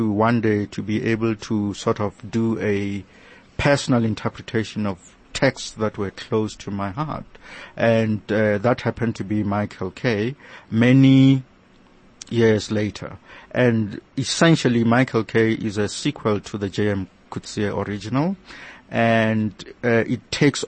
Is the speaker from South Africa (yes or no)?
yes; South Africa; I am a South African